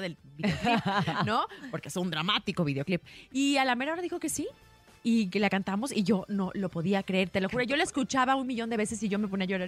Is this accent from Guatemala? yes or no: no; Mexico; soy mexicana